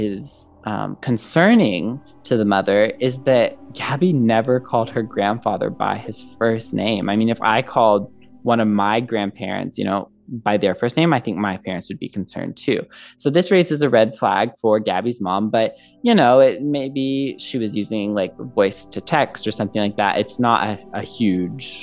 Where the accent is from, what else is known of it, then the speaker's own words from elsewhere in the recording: Southern Illinois, United States; my hometown in Southern Illinois